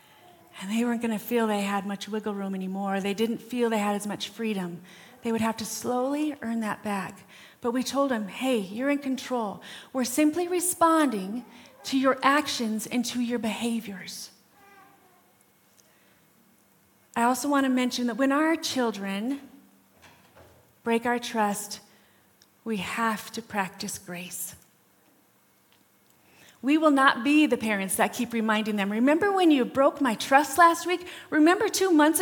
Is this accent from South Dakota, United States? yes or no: yes; Rapid City, South Dakota, United States; We grew up in Rapid City.